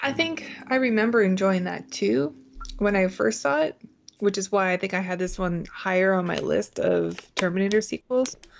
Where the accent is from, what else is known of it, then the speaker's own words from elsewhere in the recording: Canada; now in United States; I grew up in Canada